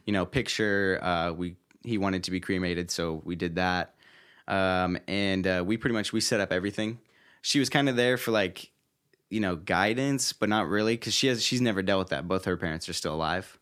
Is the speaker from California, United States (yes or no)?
yes; Roseville, California, United States; I'm originally from Northern California, born and raised, uh, near Sacramento, uh, in a small city named, uh, Roseville.